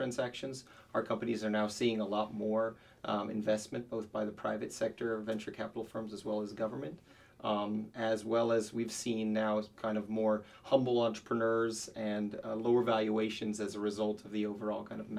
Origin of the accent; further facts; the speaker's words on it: United States; now in Beijing, China; as an American